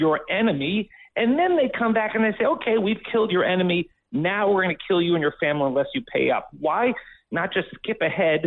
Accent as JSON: {"language": "English", "region": "South Florida", "country": "United States", "said": "I'm from South Florida"}